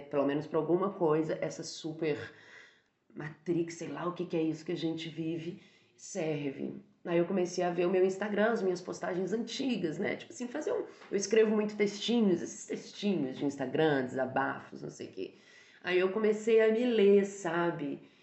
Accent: Barbacena, Minas Gerais, Brazil; moved away; eu cresci, né? Assim, saí de Barbacena e comecei a experimentar a vida em outros lugares

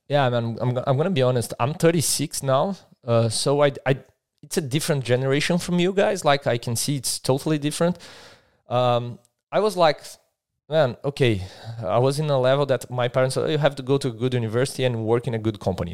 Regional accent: Brazil; moved away as an adult; now in Adelaide, Australia; I'm from Brazil. I've arrived here in, in Australia eight months ago now, right? in Adelaide.

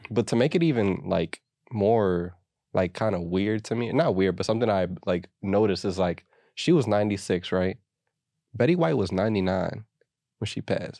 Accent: United States; we're American

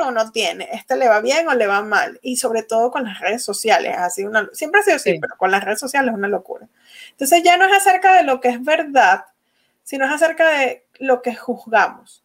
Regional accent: Venezuela; first language Spanish; moved away as an adult; now in United States; yo nací en Venezuela

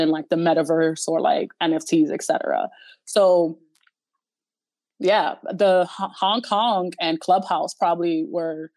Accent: New York City, New York, United States; I grew up in the Bronx

